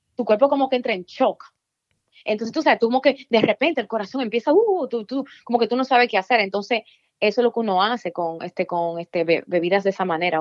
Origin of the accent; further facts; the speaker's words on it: Dominican Republic; moved away; also born or lived in Virginia; Yo nací en la República Dominicana